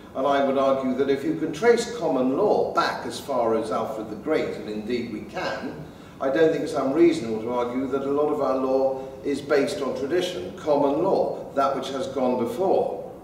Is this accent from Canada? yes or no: no; England, United Kingdom; I'm an Englishman brought up in England